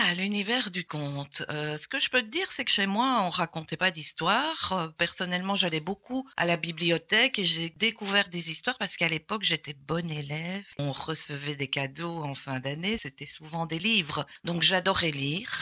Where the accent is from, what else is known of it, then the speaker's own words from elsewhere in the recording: Gosselies, Wallonia, Belgium; moi je suis né à Gosselies, à l'ancienne maternité de Gosselies.